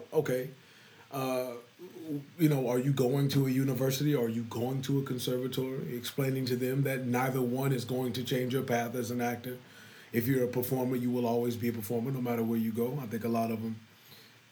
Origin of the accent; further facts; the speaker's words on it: Charlotte, North Carolina, United States; born and raised in Charlotte. Born and raised in Eastern Charlotte. I'm from the East Side.